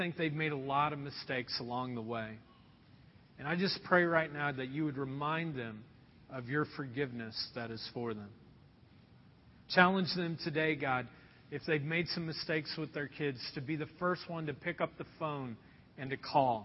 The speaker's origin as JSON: {"language": "English", "town": "Anderson", "country": "United States", "tie": "born or raised there", "moved": "yes", "said": "the house that I was raised in Anderson"}